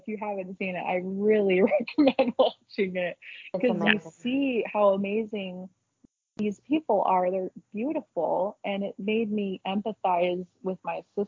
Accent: Utah, United States; also born or lived in Salt Lake County / Payson; I moved up to Salt Lake County. I still live in Utah

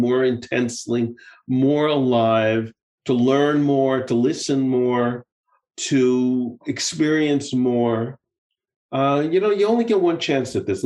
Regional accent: United States; moved away as an adult; now in Israel; having lived abroad for so many years now, you know, I'm still obviously, I'm still very much of an American, but I'm also, you know, I'm an American and I'm an Israeli

